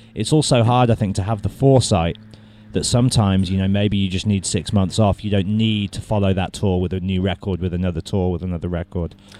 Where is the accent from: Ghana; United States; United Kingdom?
United Kingdom; Birmingham, West Midlands; I'm from Birmingham